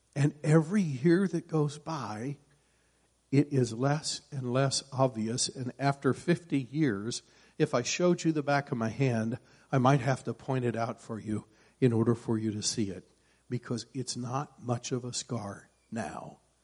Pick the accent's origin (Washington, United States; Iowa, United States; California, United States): Iowa, United States; I grew up in Iowa, and in Iowa there's all kinds of farmers